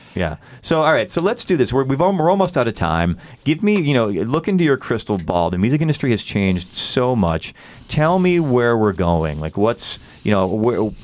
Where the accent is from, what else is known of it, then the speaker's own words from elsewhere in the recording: Chicago, Illinois, United States; moved away; I'm from Chicago